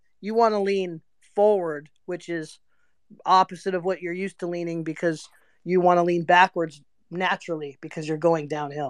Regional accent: Las Vegas, Nevada, United States; because I'm from Vegas.

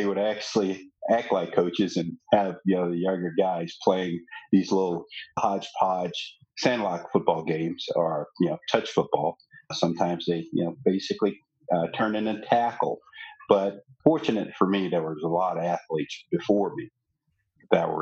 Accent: Shreveport, Louisiana, United States; now in Dallas, United States; As a kid growing up there

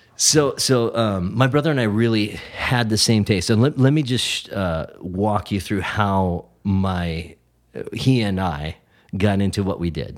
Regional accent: Brainerd, Minnesota, United States; moved away; I grew up in Brainerd, Minnesota

